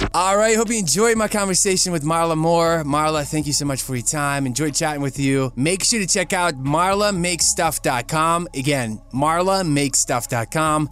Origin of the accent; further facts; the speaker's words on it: Ukraine; now in United States; growing up in Ukraine, we didn't have a washer and a dryer